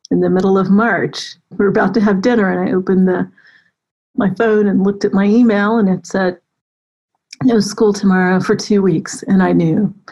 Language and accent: English; Florida, United States; born there; also born or lived in Germany / Colorado / California / Texas; now in Atlanta, United States; I was born in North Florida. We lived in Germany, Colorado. I've lived in California, Texas for eight years, Maryland, DC, and now I've been in Atlanta for over a decade, amazingly.